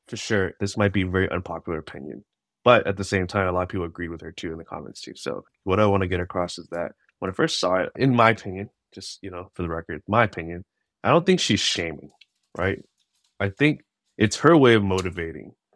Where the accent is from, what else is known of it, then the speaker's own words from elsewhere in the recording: Bay Area, California, United States; growing up in the Bay Area, in a diverse community, I grew up with multiple cultures